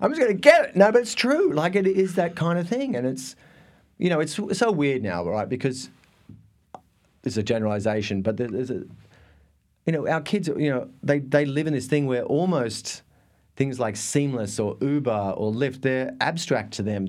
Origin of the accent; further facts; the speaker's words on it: Thredbo, New South Wales, Australia; moved away; I am from a tiny, tiny remote part of Australia called, oh, I was born in a, in a ski resort